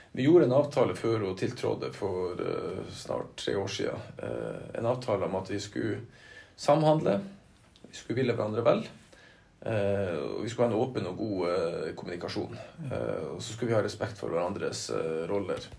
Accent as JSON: {"language": "Norwegian", "town": "Lødingen", "region": "Nordland", "country": "Norway", "tie": "born or raised there", "also_born_or_lived": "Narvik", "said": "Jeg er født, i Narvik, da. Mm. Men jeg er oppvokst på Lødingen"}